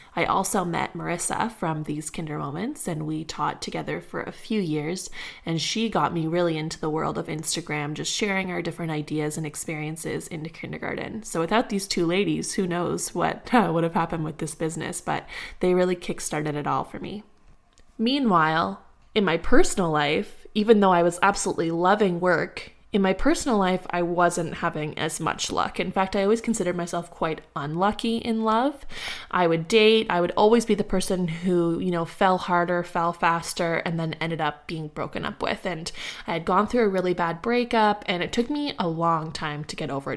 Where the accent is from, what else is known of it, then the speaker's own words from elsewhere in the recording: Ottawa, Ontario, Canada; moved away as an adult; also born or lived in Guelph, Canada / Barrhaven, Canada; now in Nova Scotia, Canada; I was born in Ottawa, specifically the Glebe, and I stayed there for my entire life